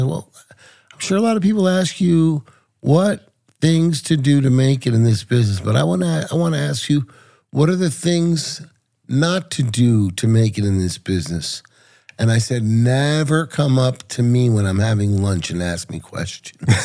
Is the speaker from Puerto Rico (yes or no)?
yes; Puerto Rico; also born or lived in New York; I was born in New York. My parents were from Puerto Rico